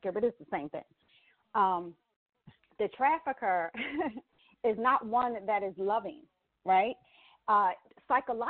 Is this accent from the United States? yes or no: yes; Atlantic City, New Jersey, United States; I was born and raised in Atlantic City, New Jersey